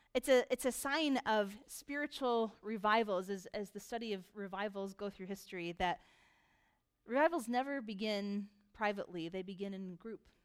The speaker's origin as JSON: {"language": "English", "country": "United States", "said": "most of us here are very American. We are American consumers"}